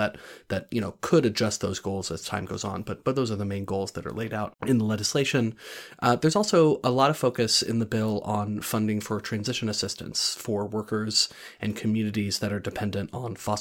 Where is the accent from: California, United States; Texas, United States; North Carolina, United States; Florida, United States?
North Carolina, United States; I'm from North Carolina